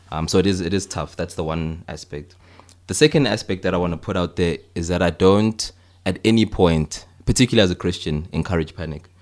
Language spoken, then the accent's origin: English; Johannesburg, Gauteng, South Africa; moved away as an adult; also born or lived in Cape Town; I'm from Johannesburg originally